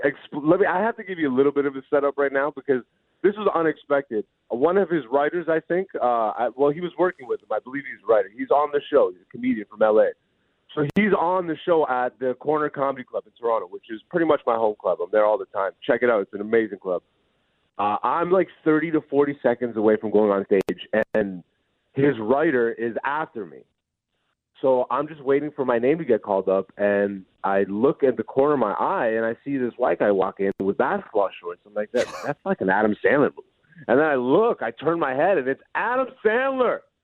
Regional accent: Greece; born or raised there; also born or lived in Hamilton, Canada; now in Canada

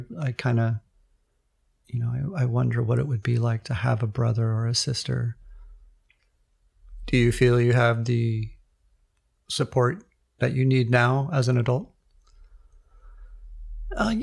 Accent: Redwood City, California, United States; I grew up in sort of a lower to middle class suburb of Redwood City, which is about 20 minutes south of the San Francisco area

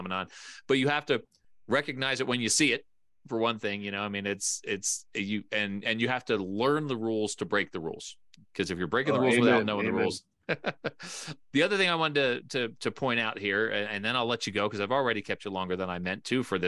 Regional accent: East Coast, United States; moved away as an adult; now in Colorado, United States; I've been in Colorado now for 20 years, so I grew up on the East Coast

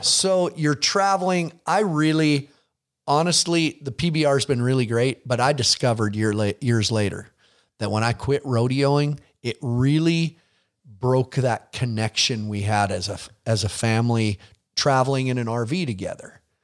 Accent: Billings, Montana, United States; you're in, in my town

